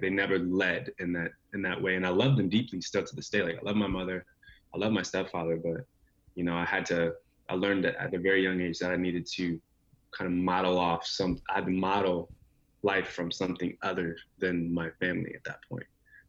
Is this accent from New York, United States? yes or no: no; Anaheim, California, United States; also born or lived in Arizona / Michigan; now in Seattle, United States; I grew up in several places. I was born in California. I spent about 9 years of my life there, off and on, in Anaheim. And then, you know, I lived in Arizona for quite a bit as a child.